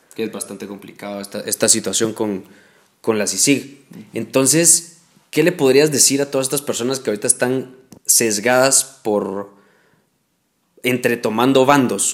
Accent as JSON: {"language": "Spanish", "country": "Guatemala", "said": "soy lo que soy, guatemalteco, y, me toca defender Guatemala."}